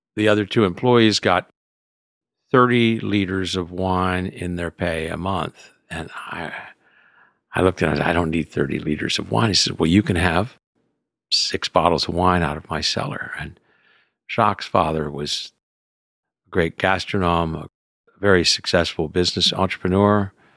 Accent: Houston, Texas, United States; moved away; also born or lived in California; I was raised in Houston as a city kid

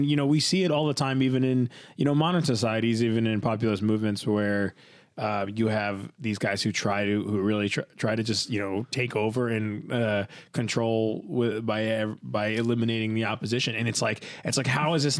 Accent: New Jersey, United States; I grew up in this place in New Jersey

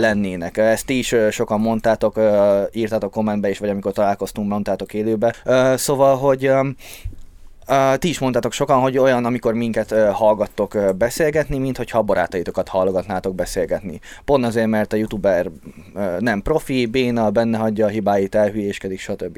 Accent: Békéscsaba, Békés, Hungary; moved away; ahol laktam, Csabám, azon belül is békésen, ott olyan helyen laktunk, ahol sokáig nem volt normális internet.

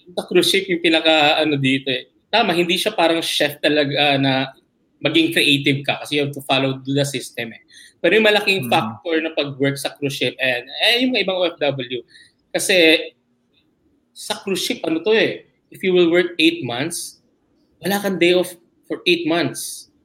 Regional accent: Manila, Metro Manila, Philippines; I grew up in Malate, Malate area

